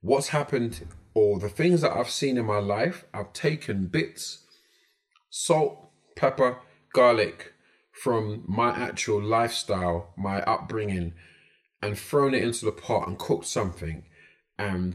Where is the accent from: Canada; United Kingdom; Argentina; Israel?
United Kingdom; London; I'm from Brixton, from South London.